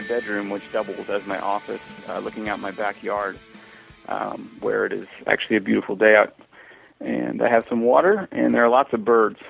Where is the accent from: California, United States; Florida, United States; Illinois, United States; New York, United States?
Florida, United States; DeLand; moved away as an adult; now in San Francisco, United States; I'm originally from Florida. I lived in a town called DeLand, Florida, which is sort of in the middle of the state, kind of wedged between Disney World and Daytona Beach. So right there on I-4, and there's a university there where my father taught English. So that's sort of my stomping ground.